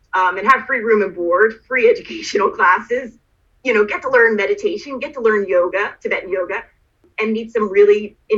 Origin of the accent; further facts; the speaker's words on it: United States; moved away as an adult; now in Canada; I am from America